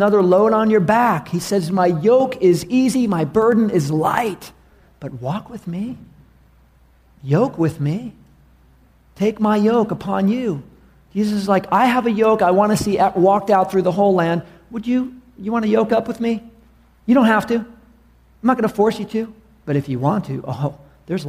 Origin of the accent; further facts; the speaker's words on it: New York City, New York, United States; moved away; I was from New York City